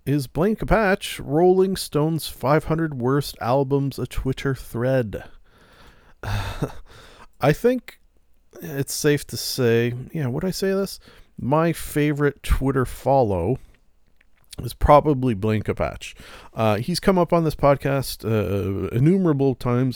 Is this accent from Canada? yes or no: yes; Canada; being a Canadian